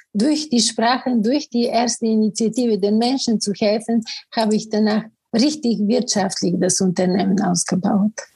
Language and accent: German; Bulgaria; first language Bulgarian; German is a second language; moved away as an adult; also born or lived in Sofia, Bulgaria / Cologne, Germany; now in Germany; Ich bin in Bulgarien geboren und da wirklich arbeitete ich als Journalistin